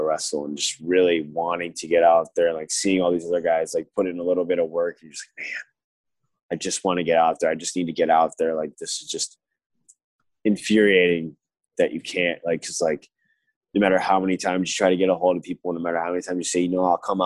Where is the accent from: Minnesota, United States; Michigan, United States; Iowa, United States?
Michigan, United States; growing up in Michigan